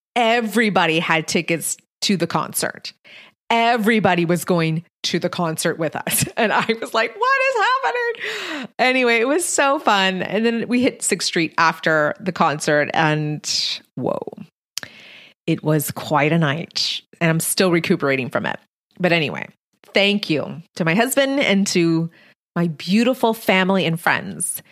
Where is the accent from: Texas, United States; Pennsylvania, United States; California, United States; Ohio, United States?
Texas, United States; Texas-Mexican border, United States; I'm Mexican-American, born and raised on the Texas-Mexican border